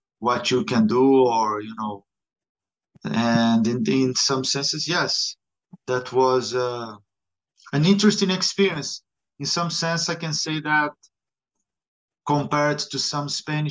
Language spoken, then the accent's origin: English; Rio de Janeiro, Brazil; English is a second language; moved away as an adult; also born or lived in Berlin, Germany / Barcelona, Spain / Granada, Spain; now in Madrid, Spain; I'm from Brazil, from Rio